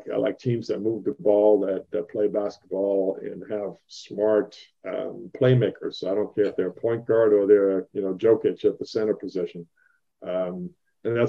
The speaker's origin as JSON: {"language": "English", "town": "Leverkusen", "region": "North Rhine-Westphalia", "country": "Germany", "tie": "born or raised there", "also_born_or_lived": "Centralia, Washington", "moved": "yes", "said": "I grew up in Bayer Leverkusen, so I played basketball there"}